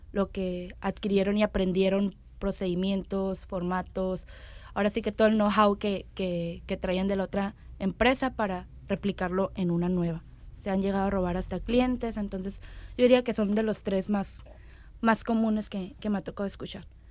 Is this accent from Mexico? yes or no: yes; Mexico; como mexicanos